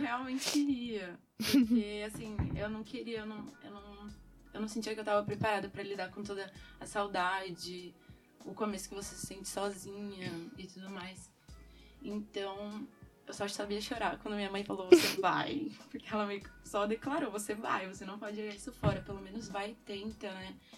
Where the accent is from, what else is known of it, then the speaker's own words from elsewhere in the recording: São Paulo, Brazil; moved away as an adult; now in Coimbra, Portugal; eu venho de São Paulo, Brasil.